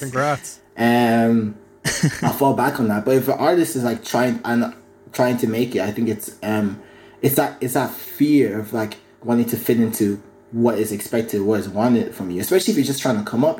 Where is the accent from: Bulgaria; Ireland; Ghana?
Ireland; County Kildare; Growing up in Kildare